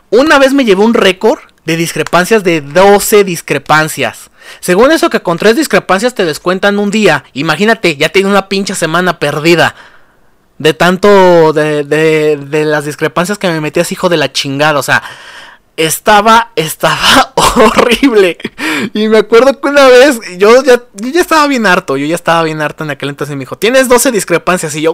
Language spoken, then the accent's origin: Spanish; Mexico; Porque somos mexicanos y los mexicanos somos corruptos